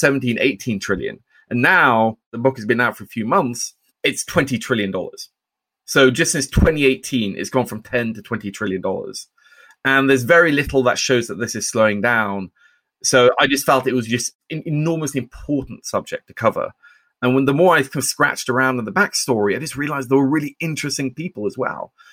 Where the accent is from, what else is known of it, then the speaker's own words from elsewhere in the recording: Oslo, Norway; moved away; I grew up in Oslo, Norway